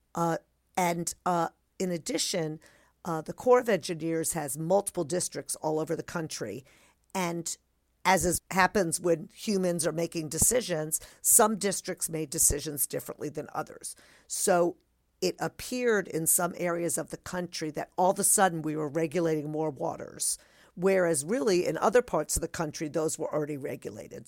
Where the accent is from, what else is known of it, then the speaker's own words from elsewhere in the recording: New Jersey, United States; growing up in New Jersey